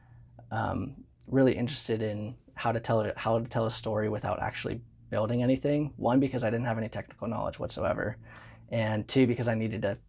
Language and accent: English; San Diego, California, United States; I grew up in San Diego